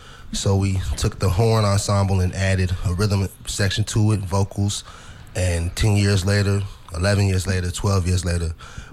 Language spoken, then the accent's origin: English; North Carolina, United States; moved away as an adult; now in Washington, D.C., United States; Well, I'm born and raised in North Carolina. Mm-hmm. But, I would like to say I'm a Washingtonian in the last 15 years